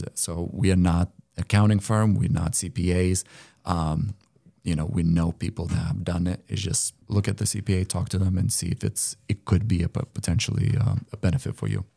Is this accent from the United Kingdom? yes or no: no; Lithuania; moved away as an adult; now in United States; I came from Lithuania